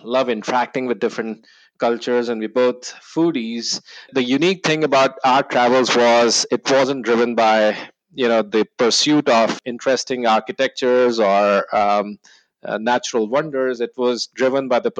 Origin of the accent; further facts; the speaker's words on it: New Delhi, Delhi, India; moved away as an adult; also born or lived in New Zealand; now in Austin, United States; I was born in New Delhi, India. And yes, the capital of India. I was born and bred there